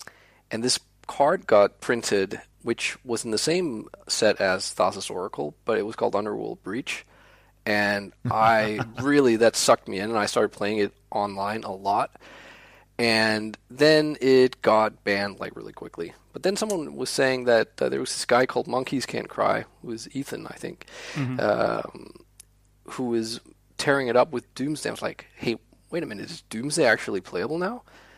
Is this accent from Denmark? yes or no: yes; Copenhagen, Capital Region of Denmark, Denmark; English is a second language; Being a native of Denmark, it's